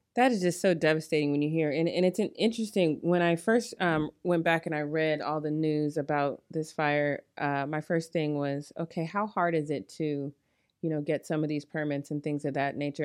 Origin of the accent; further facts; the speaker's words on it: Colorado, United States; now in Long Beach, United States; I'm from Colorado, so that's not very cold, but it's still kind of cold for us here in Long Beach.